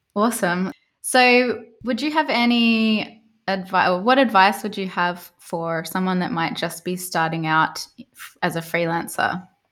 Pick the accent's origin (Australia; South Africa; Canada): Australia; Melbourne, Victoria; now in Berlin, Germany; I'm actually from Melbourne originally